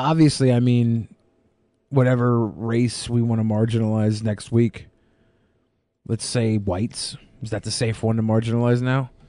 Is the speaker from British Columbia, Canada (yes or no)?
yes; British Columbia, Canada; in BC, I have seen a bear in the well. Uh, I can't really call it a city. Being Canadian, we have igloos.